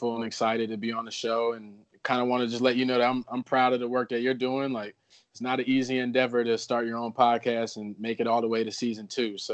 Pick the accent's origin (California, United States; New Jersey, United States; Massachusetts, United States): New Jersey, United States; moved away as an adult; also born or lived in Virginia; my childhood was like growing up in New Jersey